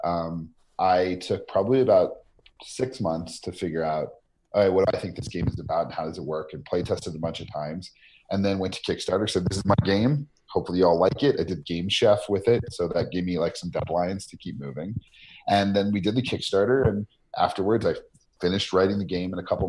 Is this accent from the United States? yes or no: yes; Albuquerque, New Mexico, United States; my hometown of Albuquerque